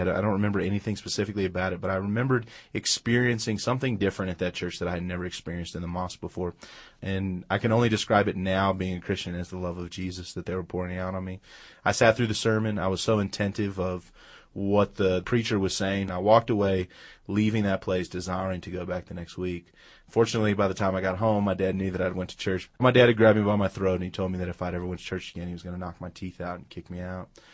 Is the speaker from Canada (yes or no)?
no; Los Angeles, California, United States; We grew up in, uh, Los Angeles, California, so we lived about ten miles from the ocean